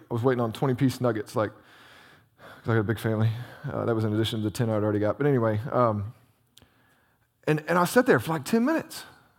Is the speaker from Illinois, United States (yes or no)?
yes; Illinois, United States; I grew up in Southern Illinois.